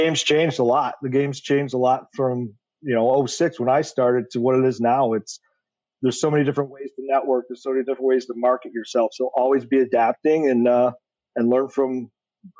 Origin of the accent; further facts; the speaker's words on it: Detroit, Michigan, United States; I grew up in Metro Detroit.